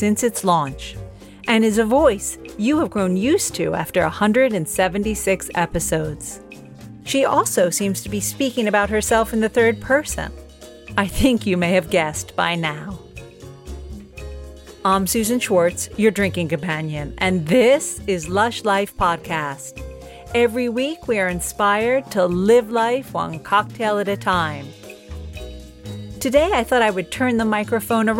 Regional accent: United States; now in London, United Kingdom; I am an American living in London

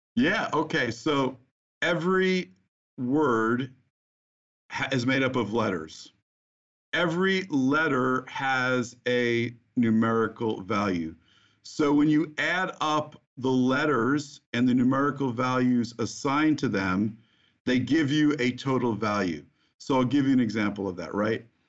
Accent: New Jersey, United States; I grew up in the Holy Land, as you mentioned, New Jersey

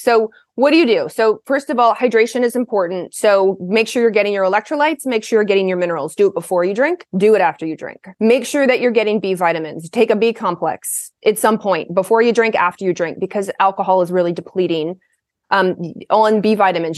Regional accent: Kentucky, United States; moved away as an adult; now in Portland, United States; I grew up in the South. I grew up in Kentucky

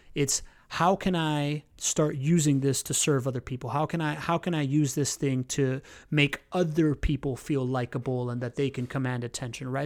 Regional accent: Miami, Florida, United States; moved away as an adult; now in Jacksonville, United States; I grew up in Miami. I'm a typical Miamian.

